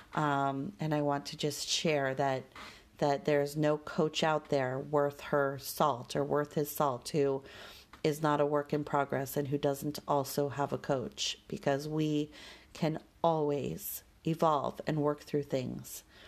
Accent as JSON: {"language": "English", "town": "Denver", "region": "Colorado", "country": "United States", "tie": "born or raised there", "said": "growing up in Denver"}